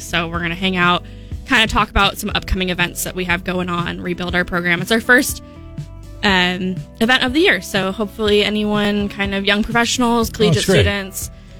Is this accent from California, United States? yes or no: yes; Rancho Murieta, California, United States; moved away as an adult; also born or lived in San Luis Obispo, California; I grew up kind of east of Sacramento towards like Amador. There's this really small town called Ranch Marietta.